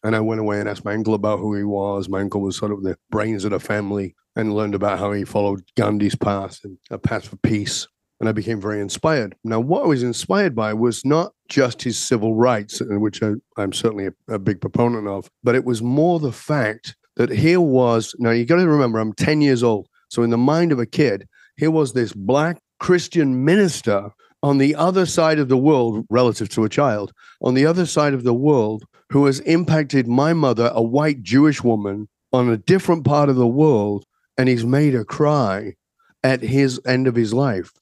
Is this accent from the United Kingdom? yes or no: yes; the north of England, United Kingdom; I was born in Northern England and very working class, industrial kind of place